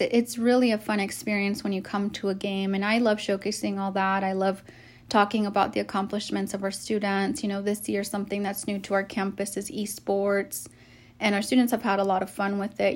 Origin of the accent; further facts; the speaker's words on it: Arizona, United States; moved away as an adult; I'm actually from Arizona